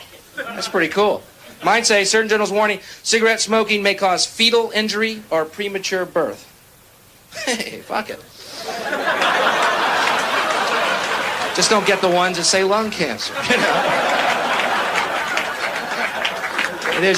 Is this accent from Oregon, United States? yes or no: no; Houston, Texas, United States; I'm from Houston, Texas